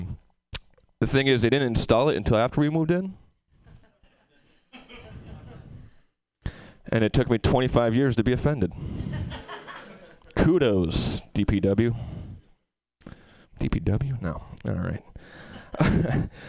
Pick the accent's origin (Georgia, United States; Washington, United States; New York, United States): New York, United States; Albany; now in Albany, United States; I moved from this wonderful city back to my hometown in Albany